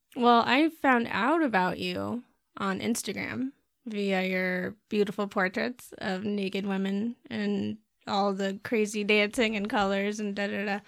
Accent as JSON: {"language": "English", "town": "Bloomington", "region": "Indiana", "country": "United States", "tie": "born or raised there", "said": "I grew up in Bloomington and there was a drive-in there"}